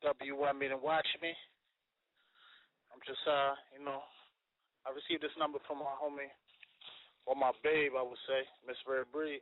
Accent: Trinidad & Tobago; now in Philadelphia, United States; I'm from Trinidad. I'm an artist as well as a director, I guess you could say.

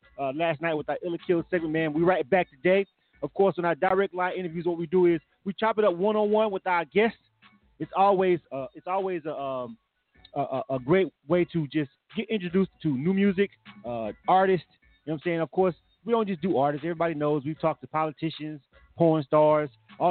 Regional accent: Florida, United States; I'm a Florida boy myself.

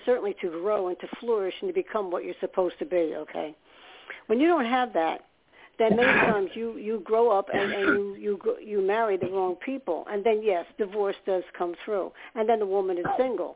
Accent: New York, United States; I'm from New York

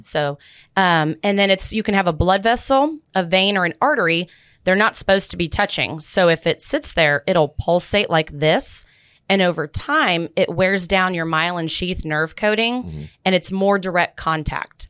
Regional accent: Plano, Texas, United States; also born or lived in Dallas, Texas; I grew up in Plano and Dallas

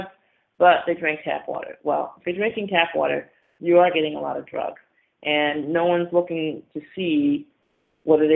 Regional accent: Syracuse, New York, United States; I'm from Syracuse, New York. We have a bunch of lakes in the area.

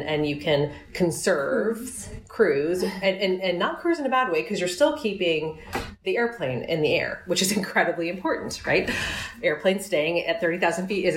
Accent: New York, United States; New York. I'm a New Yorker

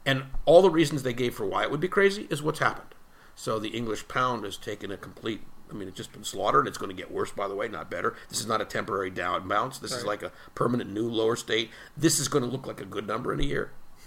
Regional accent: United States; as an American citizen

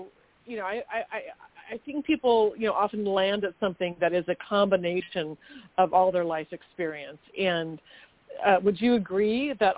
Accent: Manhattan Beach, California, United States; growing up in Manhattan Beach, great training for opening a business in Manhattan Beach.

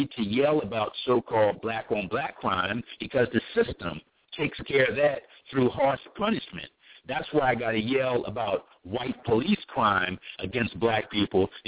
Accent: Philadelphia, Pennsylvania, United States; a black man born and raised in Philadelphia in the poor section of town, North Philly

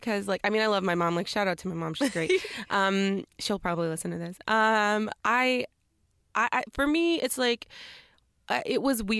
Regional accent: Dallas, Texas, United States; I'm from Dallas, Texas.

